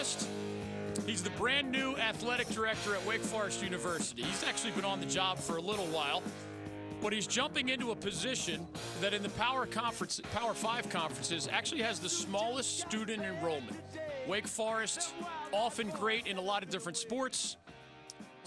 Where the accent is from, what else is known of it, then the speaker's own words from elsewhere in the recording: the North, United States; moved away; As a young person growing up in the North